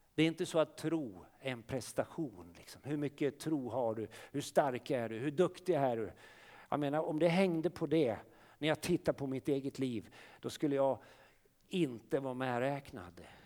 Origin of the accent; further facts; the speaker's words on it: Sweden; som svenskar, vi är födda här